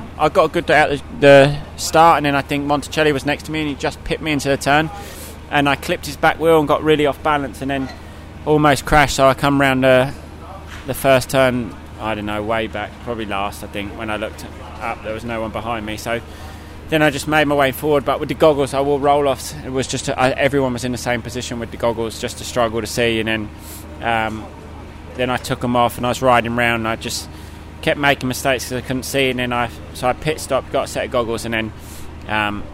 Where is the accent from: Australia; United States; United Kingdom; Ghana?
United Kingdom; being British